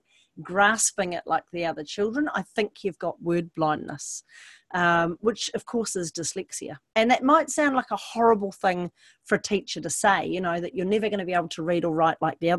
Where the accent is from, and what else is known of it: Hunua, Auckland, New Zealand; born or raised there